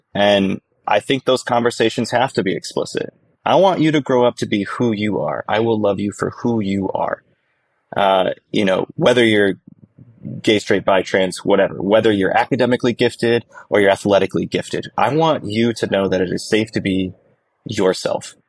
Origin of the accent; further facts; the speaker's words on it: northern Michigan, United States; I sold out my hometown, which was very humbling. Six hundred seventy-five people in northern Michigan